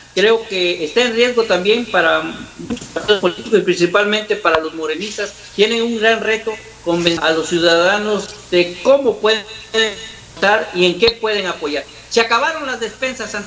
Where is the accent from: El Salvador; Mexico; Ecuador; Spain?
Mexico; como mexicanos